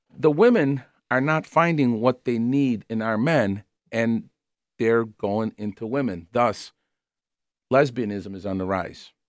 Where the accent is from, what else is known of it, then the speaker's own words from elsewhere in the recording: Chicago, Illinois, United States; I grew up on the West Side